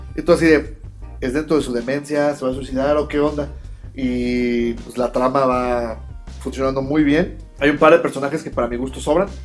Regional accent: Mexico; como mexicano

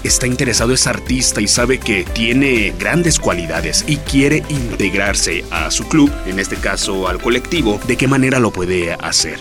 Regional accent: San Francisco del Rincón, Guanajuato, Mexico; gente de mi tierra, de San Francisco y de sus alrededores

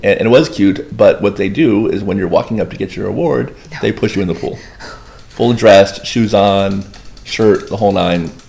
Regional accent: Boynton Beach, Florida, United States; I'm one of the five actual locals of Boynton Beach.

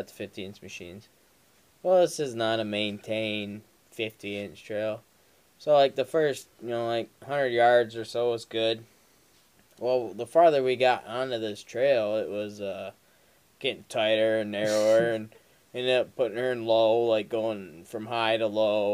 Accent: Luther, Michigan, United States; from the Luther area. I got a pretty popular last name

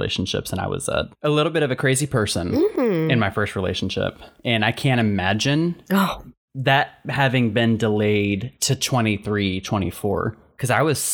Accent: South Carolina, United States; we're both from South Carolina, from a similar area

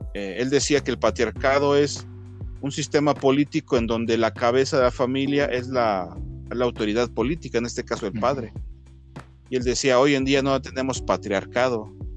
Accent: Mexico; also born or lived in Mexico City; yo hablo aquí como mexicano, ¿no? Este, que vivo aquí en la Ciudad de México.

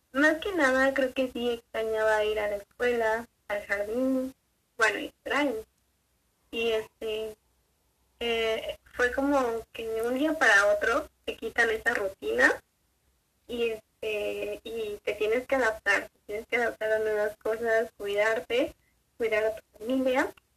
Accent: Mexico; No se lo permitimos como sociedad mexicana

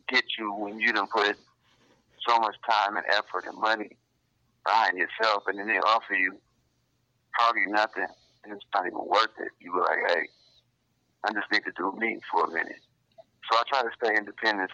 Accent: Grand Rapids, Michigan, United States; I'm from Grand Rapids, basically. Representing the 616.

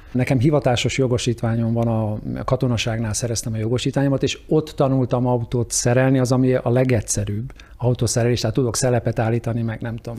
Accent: Hungary; moved away as an adult; now in United States; magyarnak születtem, és ahonnan mi indultunk

